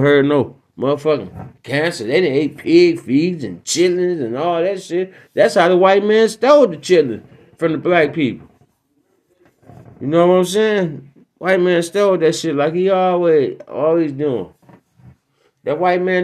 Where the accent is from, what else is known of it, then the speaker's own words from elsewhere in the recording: Detroit, Michigan, United States; my hometown, Detroit